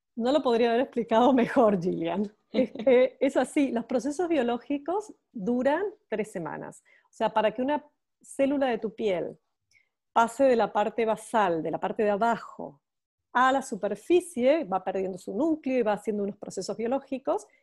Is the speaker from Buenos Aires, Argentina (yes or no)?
yes; Buenos Aires, Argentina; accent: Argentine; moved away as an adult; now in Barcelona, Spain; Yo soy argentina, como mi acento lo describe, y me encanta, me encanta decir que soy argentina. Soy porteña, no solamente argentina, sino que soy porteña de Buenos Aires